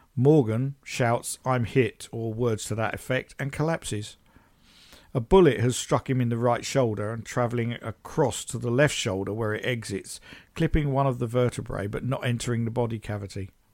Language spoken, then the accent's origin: English; United Kingdom; I'm British